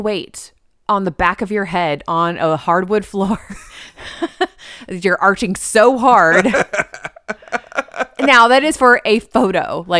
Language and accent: English; Texas, United States; You know I'm from Texas. I love yellow roses.